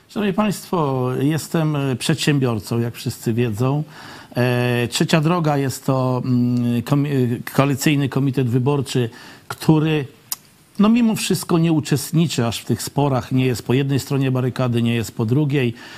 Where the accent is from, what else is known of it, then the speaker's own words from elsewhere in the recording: Poland; wychowałem się na terenach wiejskich, w zalesionych terenach